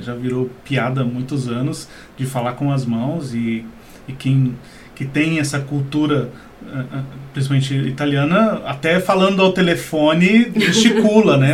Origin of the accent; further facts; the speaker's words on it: Brazil; nós brasileiros aqui